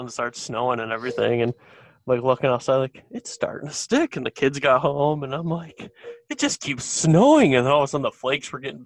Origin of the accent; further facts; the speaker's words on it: Detroit, Michigan, United States; I grew up in Metro Detroit